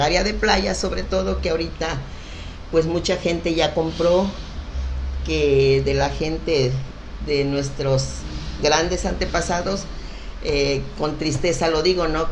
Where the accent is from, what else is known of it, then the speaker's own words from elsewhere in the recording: Pie de la Cuesta, Guerrero, Mexico; also born or lived in Acapulco; Yo nací en Acapulco, en el hospital de Acapulco, pero vivo desde siempre ahí en pie de la cuesta